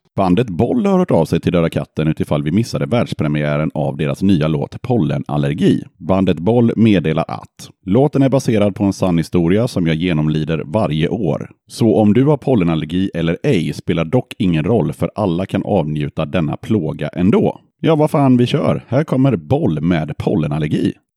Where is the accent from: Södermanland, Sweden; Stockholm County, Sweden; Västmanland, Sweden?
Södermanland, Sweden; Eskilstuna; moved away; jag är ju född i Eskilstuna